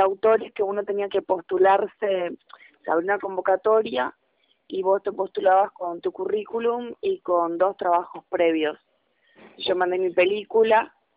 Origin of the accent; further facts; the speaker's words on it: Misiones, Argentina; yo soy la única argentina